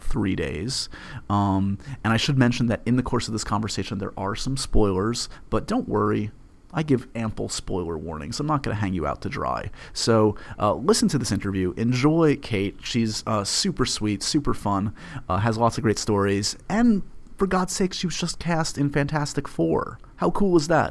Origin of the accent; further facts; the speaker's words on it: New York, United States; I was born in New York, and I grew up with Regis